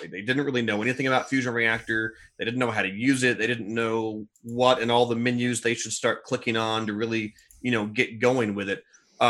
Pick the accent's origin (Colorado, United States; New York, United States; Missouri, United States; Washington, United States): Missouri, United States; I grew up in Missouri. I've never heard of that place.